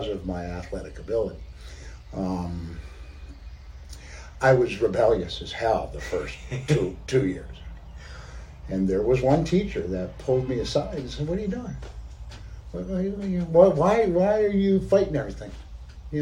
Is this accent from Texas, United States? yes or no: no; Peru, Vermont, United States; I grew up in a very small town in southern Vermont, Peru, Vermont